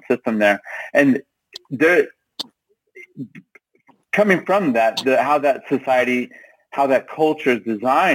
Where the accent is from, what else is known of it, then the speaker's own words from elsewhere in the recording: Texas, United States; I'm a Texan